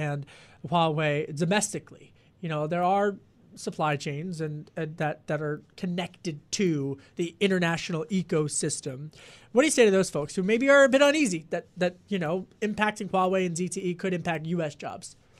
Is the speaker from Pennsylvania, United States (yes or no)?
yes; Delco, outside Philadelphia, Pennsylvania, United States; I grew up outside of Philadelphia